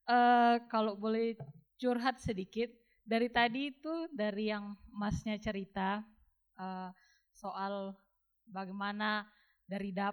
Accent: North Sumatra, Indonesia; bayangkan saya Batak begitu jelimetnya juga adatnya dan laki-lakinya Padang ini masalahnya

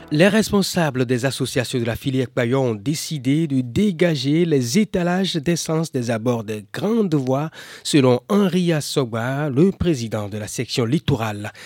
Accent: Burkina Faso; je suis venu du Burkina

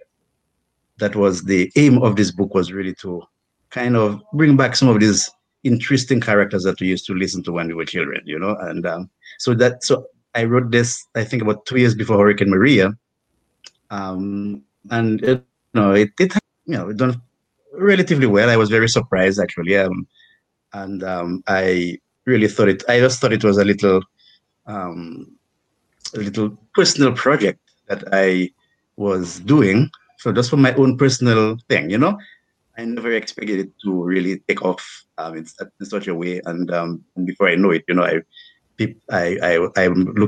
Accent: Dominica; moved away as an adult; also born or lived in United States / Jamaica; I'm from the Kalinago territory in Dominica. I was born and raised there.

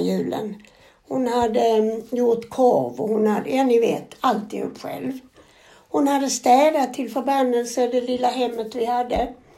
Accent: Sweden; vi kommer ifrån Sverige

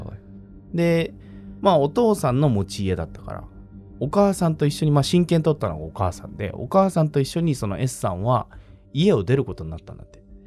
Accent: Tokyo, Japan; 豪徳寺生まれ、世田谷生まれなんですよ。

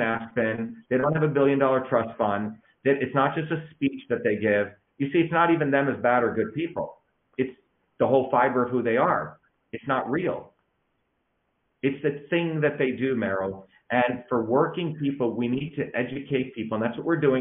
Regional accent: Mumbai, Maharashtra, India; moved away; when I was growing up in India, in Bombay

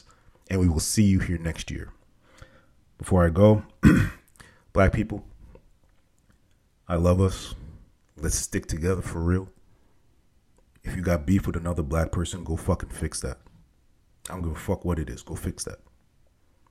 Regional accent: New York, United States; I'm from New York

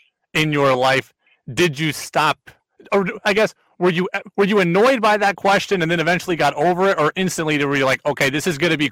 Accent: Seattle, Washington, United States; also born or lived in Southern California; I was born in Southern California, but we quickly moved to Seattle.

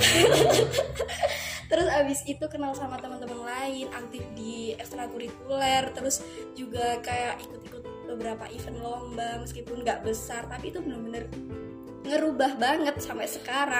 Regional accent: Tumpang, East Java, Indonesia; aku asli Tumpang karena uh, orang tua aku sendiri juga udah menetap di Tumpang

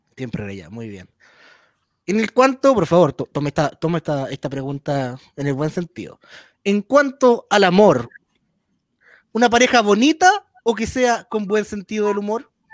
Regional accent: Valparaíso, Chile; yo soy de Valparaíso

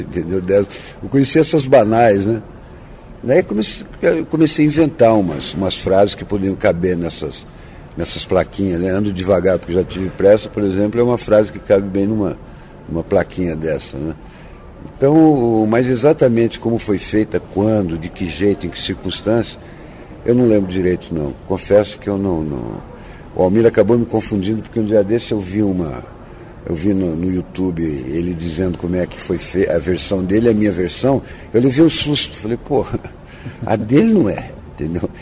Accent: Ubatuba, São Paulo, Brazil; moved away; also born or lived in Santos / Taubaté; Eu, eu nasci em Santos e fui criado em Ubatuba

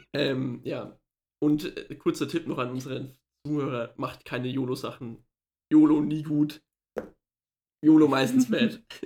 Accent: Germany; wir als Deutsche

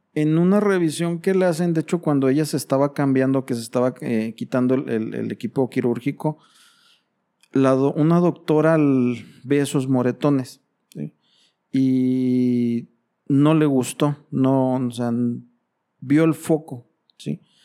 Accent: Mexico; Como buen padre mexicano

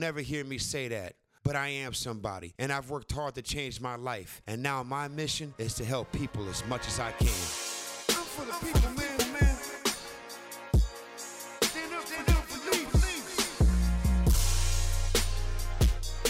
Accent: Cleveland, Ohio, United States; I'm from Ohio

